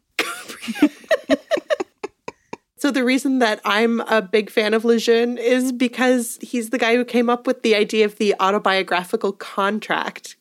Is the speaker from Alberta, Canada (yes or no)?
yes; Edmonton, Alberta, Canada; I was born in Edmonton.